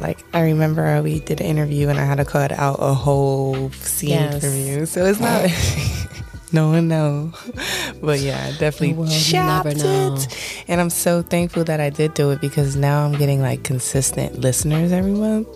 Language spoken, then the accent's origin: English; South Florida, United States; I'm from South Florida, originated from the city girl gang land